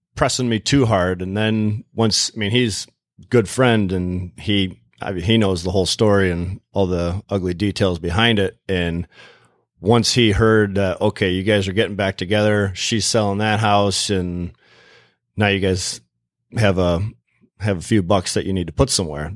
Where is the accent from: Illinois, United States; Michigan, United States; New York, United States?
Michigan, United States; Plymouth; also born or lived in Canton, Michigan / Kalamazoo, Michigan; I grew up in Plymouth, and we were living in Canton at the time